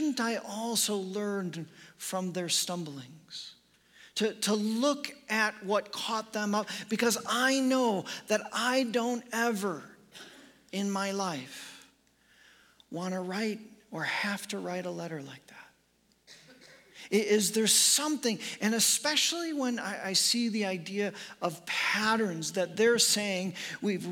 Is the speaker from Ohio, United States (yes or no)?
no; Chicago, Illinois, United States; moved away; I am from Chicago, was born and raised in the suburbs of Chicago